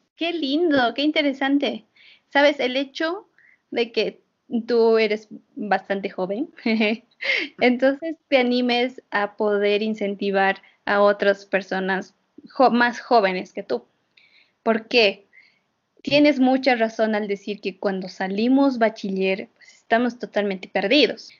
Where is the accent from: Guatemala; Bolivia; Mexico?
Bolivia; los bolivianos, como personas que todavía no, hemos han salido del confort de estar en Bolivia